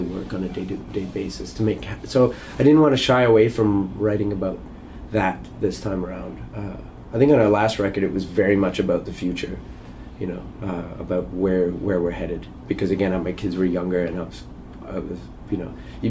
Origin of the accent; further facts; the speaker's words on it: Canada; as a Canadian kid